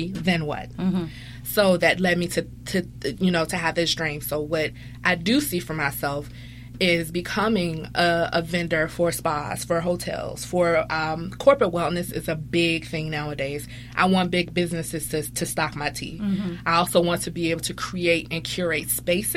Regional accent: Richmond, Virginia, United States; I'm from Richmond, Virginia

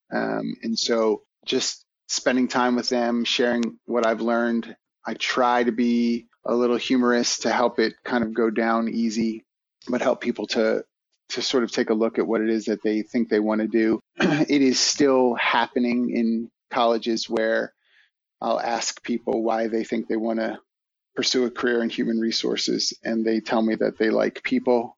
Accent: Philadelphia, Pennsylvania, United States; as a kid growing up in Philly

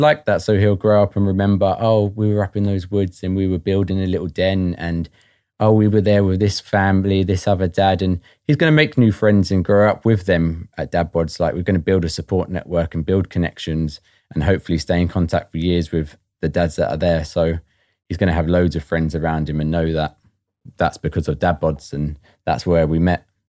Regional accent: Watford, East of England, United Kingdom; moved away as an adult; now in Northern Ireland, United Kingdom; I'm originally from Watford and moved over to Northern Ireland around four and a half years ago.

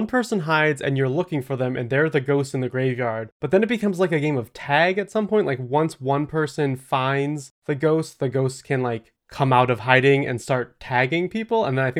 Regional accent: Lost City, Oklahoma, United States; I grew up in Lost City," which already very spooky.

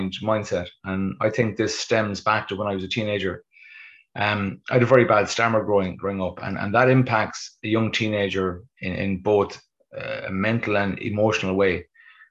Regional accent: Westport, Connacht, Ireland; I'm passing through my hometown of Westport

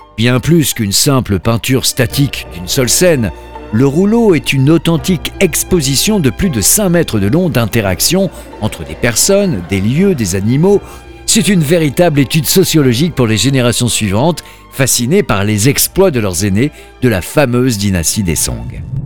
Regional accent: France; notre 2 novembre en France

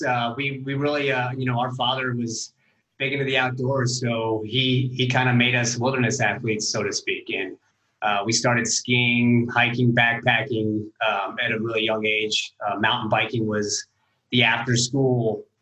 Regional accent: Evergreen, Colorado, United States; growing up in Evergreen

